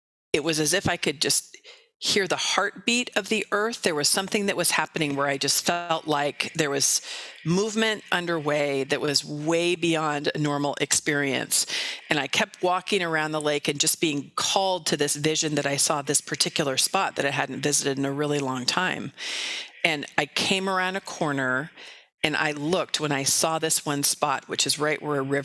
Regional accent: Marin County, California, United States; also born or lived in San Francisco; Marin County, which is where I grew up in California

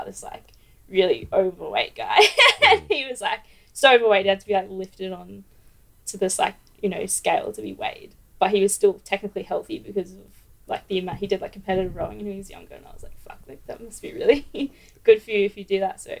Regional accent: Brisbane, Queensland, Australia; I grew up in Brisbane

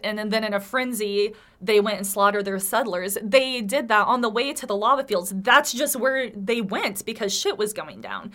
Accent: United States; I am an American. I have been here all my life, born and raised

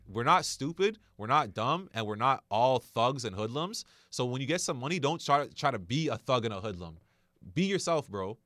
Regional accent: Canada; being a Canadian citizen

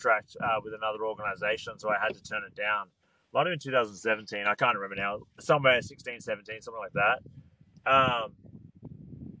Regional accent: Australia; It was my hometown.

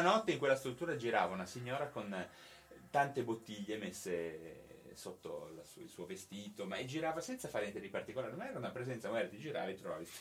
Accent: Genoa, Liguria, Italy; moved away as an adult; now in Cuneo, Italy; io sono di Genova

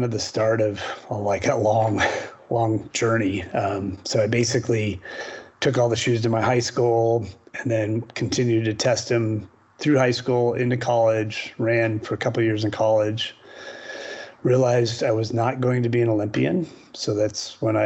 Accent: Portland, Oregon, United States; I'm originally from Portland, Oregon

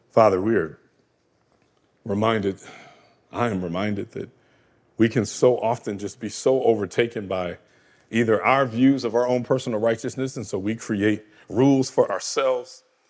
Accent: Michigan, United States; Grand Rapids, Michigan, my home state

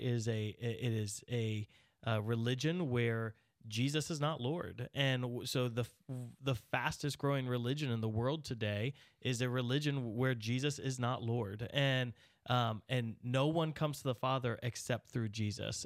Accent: United States; as an American

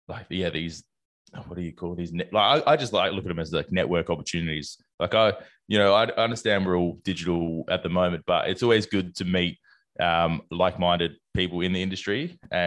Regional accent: South Australia, Australia; Being South Australian

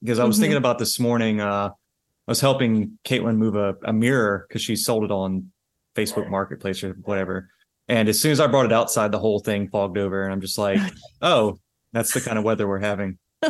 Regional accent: the South, United States; accent: Southern; That's no, my southern accent.

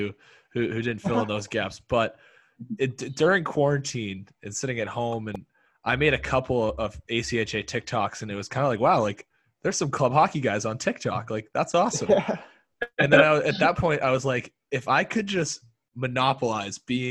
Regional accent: North Conway, New Hampshire, United States; moved away as an adult; now in Syracuse, United States; I'm from Northern New Hampshire, North Conway, for those of you who know it, and played 4 years of high school hockey

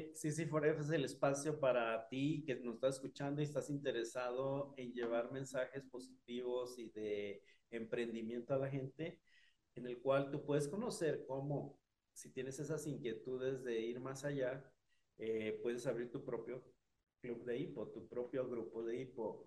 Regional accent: Mexico; also born or lived in Chihuahua; de México

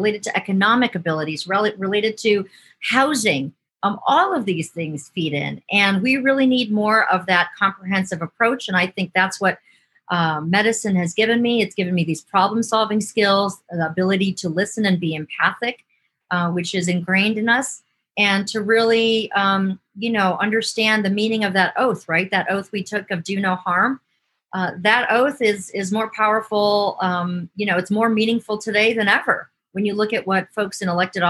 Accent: Cleveland, Ohio, United States; also born or lived in Michigan; So I grew up in Ohio on the west side of Cleveland in a small little working class suburb.

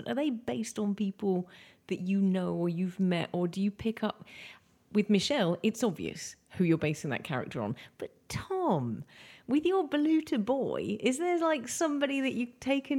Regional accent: England, United Kingdom; now in Malta; I'm from England.

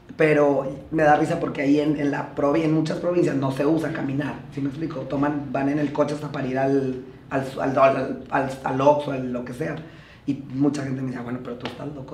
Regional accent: Jiménez, Chihuahua, Mexico; also born or lived in Torreón, Mexico; now in Mexico City, Mexico; yo nací en Torreón, pero, en Torreón, pero crecí en Jiménez, Chihuahua

